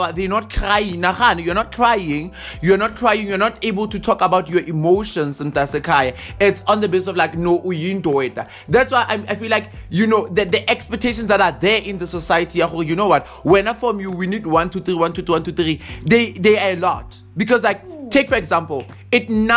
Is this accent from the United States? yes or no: no; South Africa; as a South African